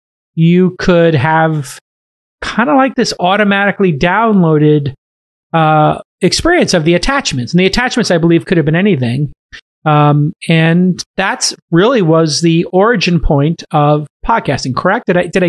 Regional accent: New York City, New York, United States; I'm from Brooklyn.

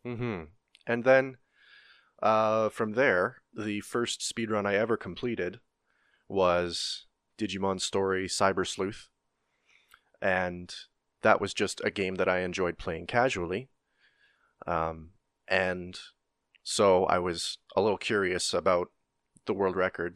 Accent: Canada; I'm Canadian

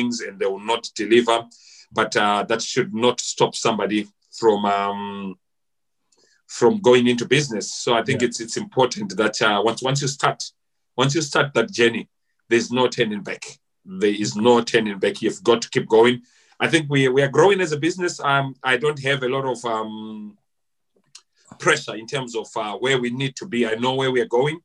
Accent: Harare, Zimbabwe; also born or lived in Chinhoyi, Zimbabwe; I was born in Chinoy, but I grew up, my parents moved to Harare, I think sometime around 1984-85. So I grew up in Glenora.

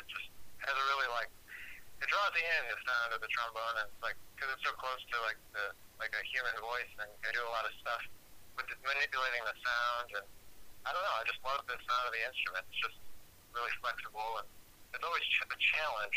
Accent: Rochester, New York, United States; moved away as an adult; now in New York City, United States; I was born in Rochester, New York, upstate. And grew up there

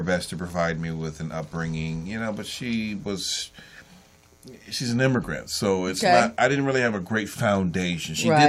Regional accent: Los Angeles, California, United States; Born and raised in Los Angeles.

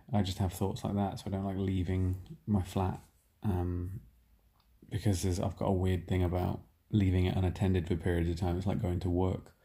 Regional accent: Nottingham, East Midlands, United Kingdom; moved away; I'm from Nottingham, I haven't been back here for two years

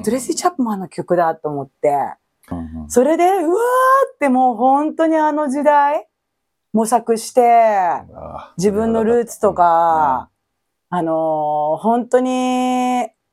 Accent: Japan; 日本語を喋ってて、日本で生活してて、日本人と思ってる

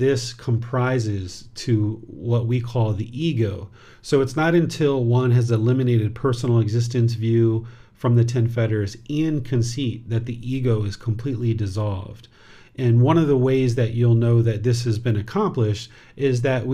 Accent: United States; now in Chiang Mai, Thailand; I was originally born in America

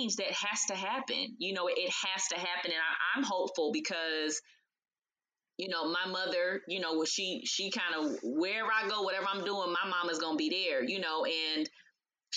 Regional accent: Los Angeles, California, United States; now in Atlanta, United States; we're from Los Angeles, so when they would have Maxine Waters was our representative, you know, back in the day. I was a little baby girl

